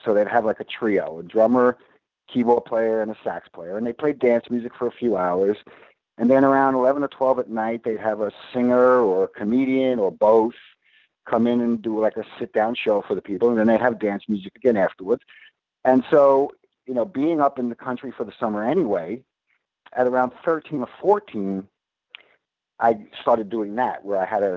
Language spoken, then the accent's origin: English; New York City, New York, United States; moved away as an adult; I was born and raised in Brooklyn.